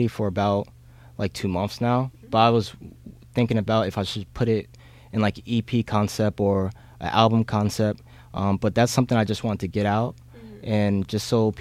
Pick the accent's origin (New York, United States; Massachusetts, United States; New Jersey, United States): New Jersey, United States; Orange; I'm from Orange, New Jersey